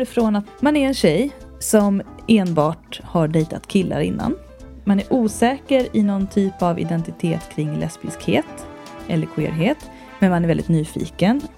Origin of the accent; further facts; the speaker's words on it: Värmdö, Stockholm County, Sweden; accent: släpig stockholmska; Jag är ju från Värmdö, va? Och där pratar man lite som Mona Salin. Och det är den här släpiga stockholmskan